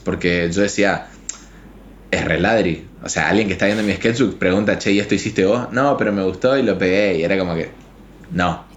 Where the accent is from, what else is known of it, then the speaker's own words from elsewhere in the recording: Chaco, Argentina; moved away as an adult; now in Paraguay; estudié en la Universidad Nacional del Nordeste, soy de Chaco